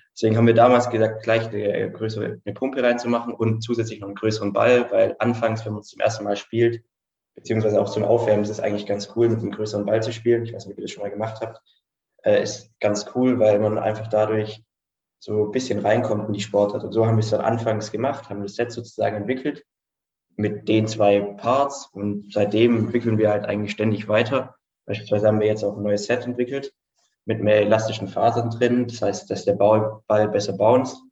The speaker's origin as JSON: {"language": "German", "town": "Stuttgart", "region": "Baden-Württemberg", "country": "Germany", "said": "Student, ähm, komme aus Stuttgart"}